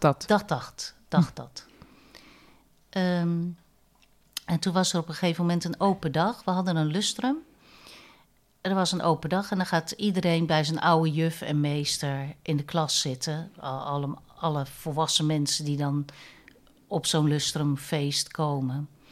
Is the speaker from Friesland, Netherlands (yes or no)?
no; Vlaardingen, South Holland, Netherlands; moved away as an adult; also born or lived in Nijmegen; ik ben geboren in Vlaardingen als vijfde in een gezin